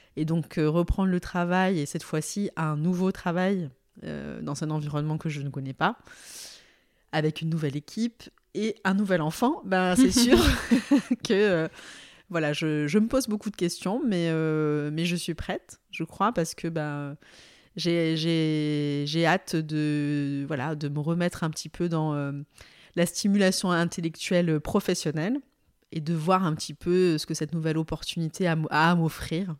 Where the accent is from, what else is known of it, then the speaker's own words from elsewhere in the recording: southern France, France; also born or lived in Aix-en-Provence; Moi, je suis une sudiste